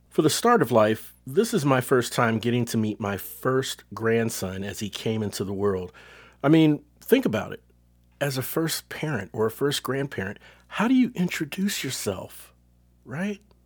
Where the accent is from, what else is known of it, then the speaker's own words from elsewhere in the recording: Cincinnati, Ohio, United States; now in Texas, United States; Cincinnati, my hometown